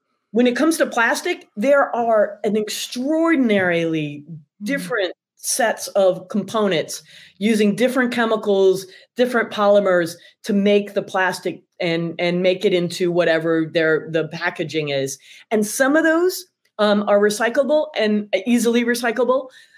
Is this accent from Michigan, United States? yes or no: yes; Michigan, United States; now in Chicago, United States; I'm from Michigan